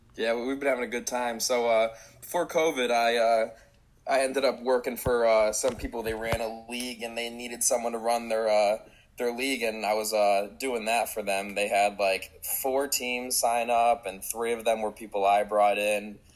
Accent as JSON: {"language": "English", "region": "Connecticut", "country": "United States", "tie": "born or raised there", "also_born_or_lived": "Middletown, Connecticut", "said": "that's my hometown. That's one town over"}